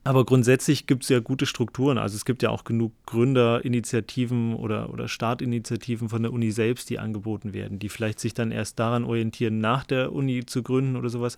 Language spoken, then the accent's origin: German; Vogtland, Saxony, Germany; moved away; ich komme ursprünglich aus dem Vogtland